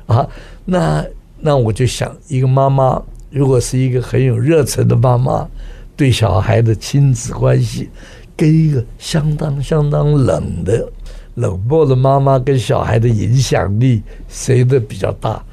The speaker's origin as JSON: {"language": "Chinese", "country": "Taiwan", "said": "我们在台湾长大的这些人啊，讲不出口"}